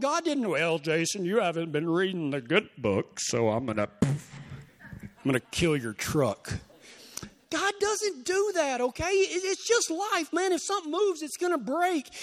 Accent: Texas, United States; I'm from Texas.

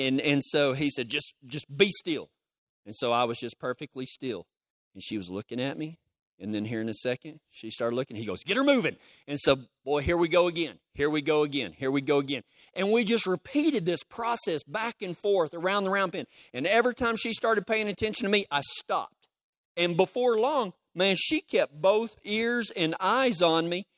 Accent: Texas, United States; I'm from Texas

